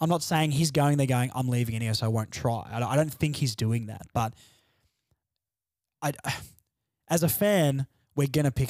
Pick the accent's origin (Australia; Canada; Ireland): Australia; Launceston, Tasmania; Because I grew up in Launceston.